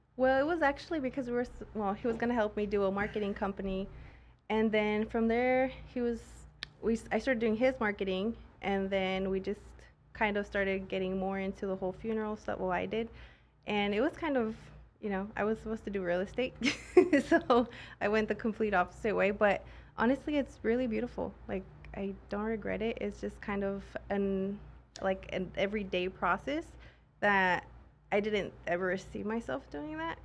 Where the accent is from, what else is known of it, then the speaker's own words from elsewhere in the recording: Mexico; moved away; I'm actually from Mexico.